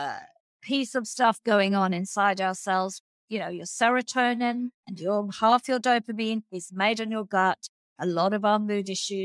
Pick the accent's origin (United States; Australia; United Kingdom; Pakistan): Australia; as an Australian